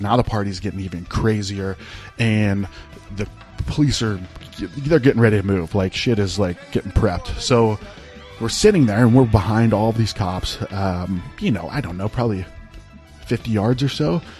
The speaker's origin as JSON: {"language": "English", "region": "northeastern Ohio", "country": "United States", "tie": "born or raised there", "said": "I grew up in northeastern Ohio"}